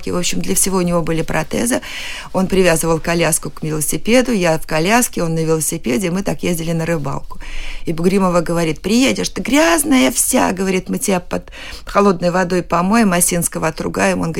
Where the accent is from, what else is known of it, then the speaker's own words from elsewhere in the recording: Saratov, Saratov Oblast, Russia; born there; Да, я родилась в Саратове на гастролях.